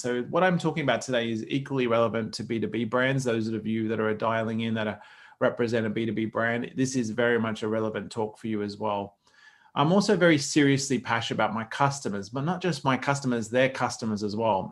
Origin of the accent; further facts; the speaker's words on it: Australia; as an Aussie